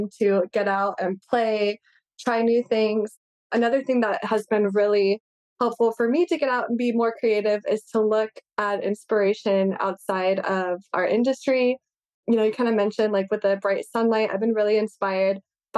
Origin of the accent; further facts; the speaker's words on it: California, United States; moved away as an adult; now in Hawaii, United States; I'm originally from California and I moved out to Hawaii to go to University of Hawaii.